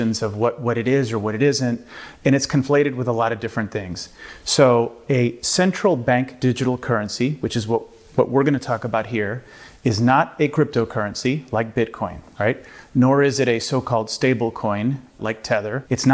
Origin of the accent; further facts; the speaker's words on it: Miami, Florida, United States; first language Spanish; English is a second language; moved away; also born or lived in Latin America / China; I grew up in Miami and partially in Latin America, and learned to speak English actually later on in life. I grew up speaking Spanish until I was 7 or 8